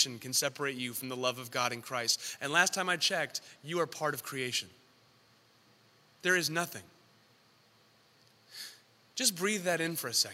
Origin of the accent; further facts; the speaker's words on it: San Diego, California, United States; also born or lived in San Francisco; I'm from San Diego